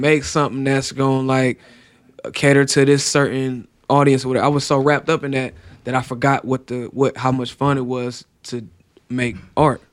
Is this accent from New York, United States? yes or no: no; Cleveland, Ohio, United States; I'm from Cleveland.